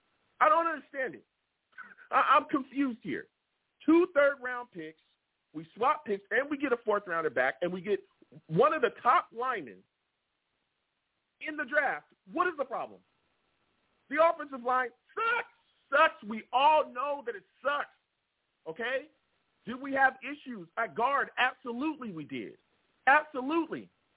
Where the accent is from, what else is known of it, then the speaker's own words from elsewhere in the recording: Long Beach, California, United States; Everybody knows … is not just a name. I'm from Long Beach, California.